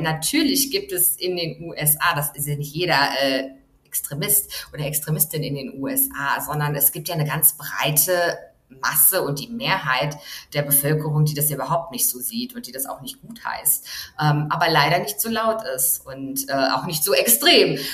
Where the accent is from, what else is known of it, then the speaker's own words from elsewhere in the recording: Germany; moved away; Ich komme aus einem Land, aus Deutschland